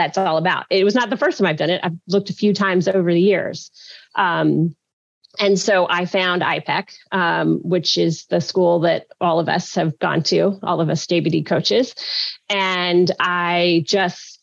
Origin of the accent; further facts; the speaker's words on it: Alabama, United States; also born or lived in Louisiana; now in New Orleans, United States; I was born in Louisiana, which is also where I live now. But I grew up in Alabama